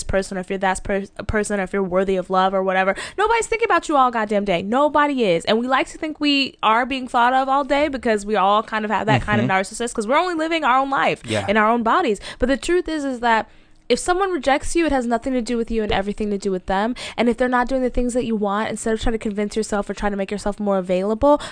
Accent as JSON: {"language": "English", "region": "the South", "country": "United States", "said": "I'm from the South"}